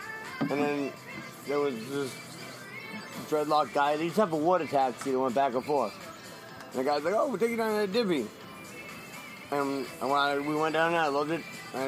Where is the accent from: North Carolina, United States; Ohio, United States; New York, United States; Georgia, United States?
New York, United States; Long Island; I'm from New York, Long Island.